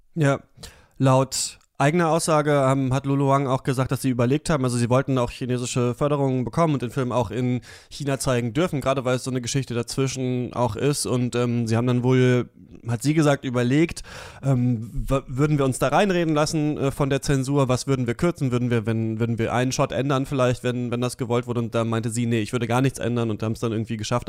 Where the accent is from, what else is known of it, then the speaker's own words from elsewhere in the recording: GDR, East Germany, Germany; ich bin in der DDR geboren